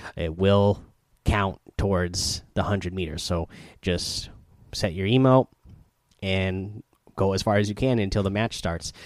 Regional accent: Oregon, United States; I grew up in Oregon near some uh, sand dunes

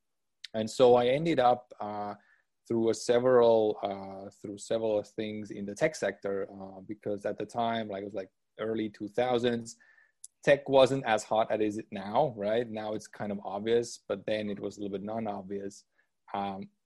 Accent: Estonia; moved away as an adult; also born or lived in United States; I was born and raised in Estonia

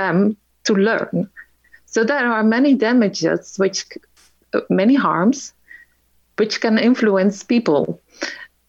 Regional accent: Netherlands; I'm from Holland

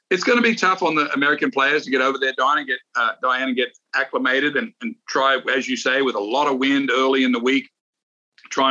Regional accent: Australia; moved away; I grew up in Australia, right on the coast

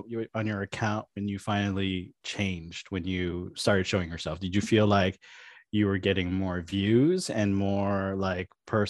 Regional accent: New York, United States; I'm from New York.

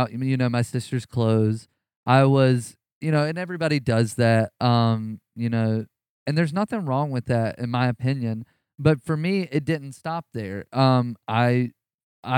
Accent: the South, United States; I grew up in the South

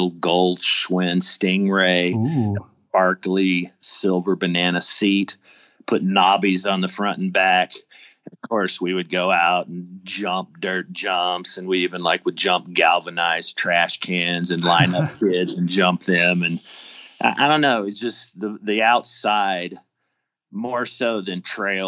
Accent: Richardson, Texas, United States; now in Colorado, United States; I grew up in Richardson, Texas, outside of Dallas

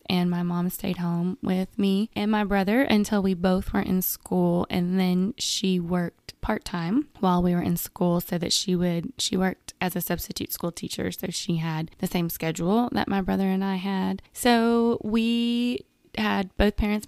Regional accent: Manchester, Tennessee, United States; now in Murfreesboro, United States; I was raised in a small town called Manchester, and when I was growing up in Manchester

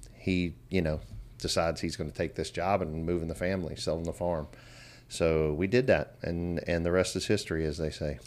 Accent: Elizabeth, Indiana, United States; born or raised there; also born or lived in Louisville, Kentucky; now in Baton Rouge, United States

